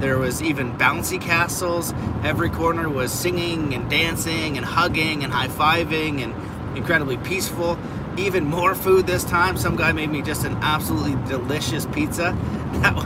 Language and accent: English; Canada; as a Canadian